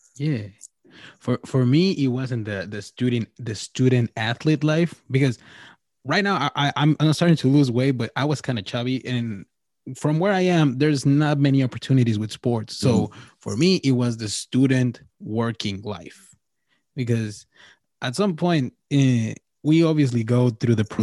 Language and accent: English; Mexico; I'm from Mexico